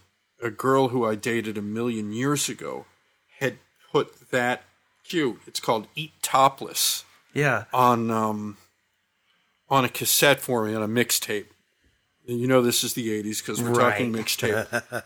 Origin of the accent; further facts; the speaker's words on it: Philadelphia, Pennsylvania, United States; my hometown, Philadelphia.